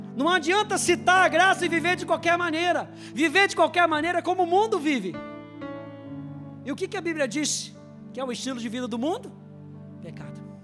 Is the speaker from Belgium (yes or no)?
no; Brazil; E eu nasci no Brasil. Podia já ter nascido lá, mas nasci aqui